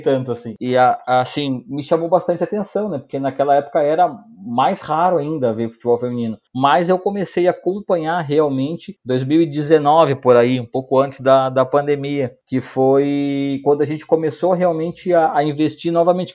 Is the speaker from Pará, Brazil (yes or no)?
no; Porto Alegre, Rio Grande do Sul, Brazil; now in Canoas, Brazil; eu sou da, da, de Porto Alegre, hoje moro em Canoas, mas sou de, de, de Porto Alegre